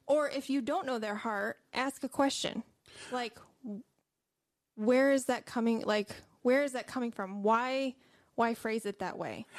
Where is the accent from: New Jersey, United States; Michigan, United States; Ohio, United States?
Michigan, United States; I'm from Michigan